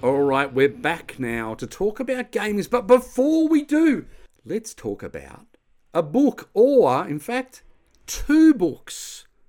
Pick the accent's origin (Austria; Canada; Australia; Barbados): Australia; I'm Australian